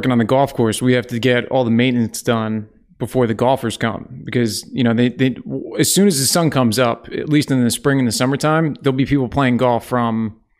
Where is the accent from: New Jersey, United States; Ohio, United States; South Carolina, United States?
New Jersey, United States; Camden County, near Philadelphia; I grew up in Acco, which is in Camden County. It's like a small suburb of Philly.